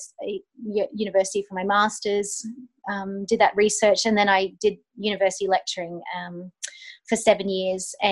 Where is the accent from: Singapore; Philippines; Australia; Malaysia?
Australia; moved away as an adult; also born or lived in United Kingdom; I'm Australian